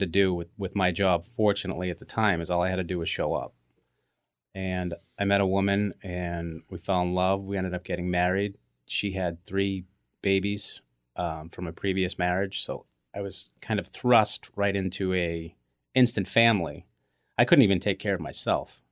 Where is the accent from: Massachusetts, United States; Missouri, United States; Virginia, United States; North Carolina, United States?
Massachusetts, United States; Braintree; We grew up in Braintree.